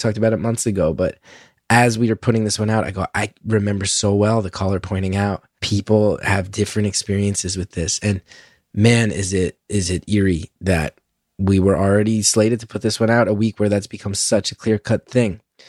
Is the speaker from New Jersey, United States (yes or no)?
yes; New Jersey, United States; I'm from Jersey, where that's such a big part of our culture.